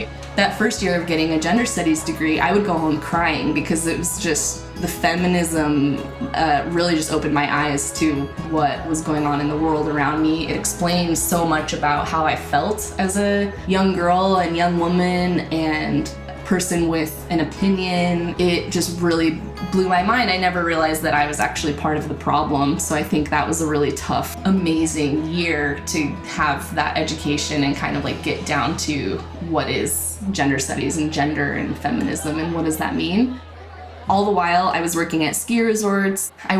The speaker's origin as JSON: {"language": "English", "region": "Utah", "country": "United States", "also_born_or_lived": "Texas", "said": "My pronouns are she, they, and I'm from Utah in the U.S. I was originally born in Texas to some Mormon military parents."}